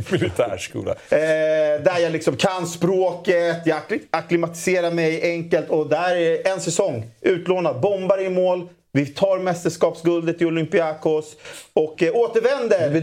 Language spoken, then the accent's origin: Swedish; Solna, Stockholm County, Sweden; born and raised i Solna är jag ju, så jag, jag kommer ju från AIKs ungdomsled.